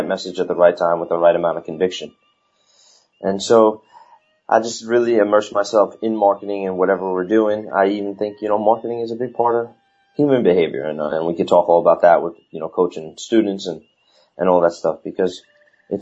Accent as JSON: {"language": "English", "region": "New York", "country": "United States", "accent": "New York", "said": "my New York accent"}